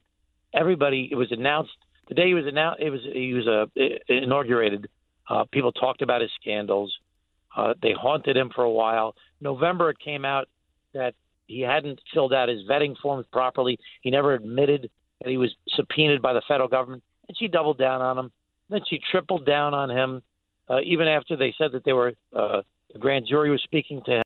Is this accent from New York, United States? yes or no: yes; Glen Cove, New York, United States; I was the mayor of a small city in my hometown, Glen Cove